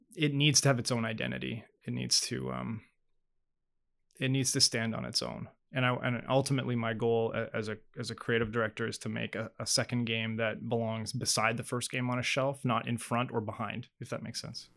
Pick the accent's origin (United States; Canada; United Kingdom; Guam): Canada; Northwest Territories; my dad was actually a territorial court judge in the N W T growing up